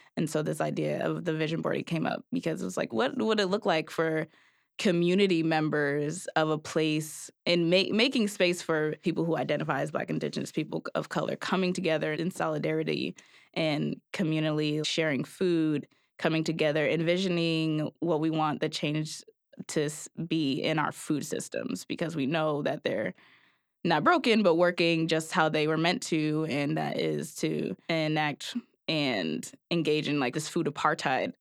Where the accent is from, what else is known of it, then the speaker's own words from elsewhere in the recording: New Haven, Connecticut, United States; both being Black, young, born and raised in New Haven